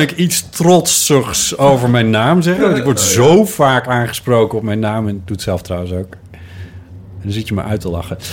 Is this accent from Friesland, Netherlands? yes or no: yes; Friesland, Netherlands; ik ben geboren in Friesland